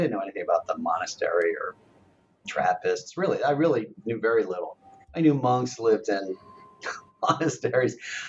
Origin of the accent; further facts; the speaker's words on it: Philadelphia, Pennsylvania, United States; but I was born in Philadelphia, and I grew up there in a Catholic family, but not super religious.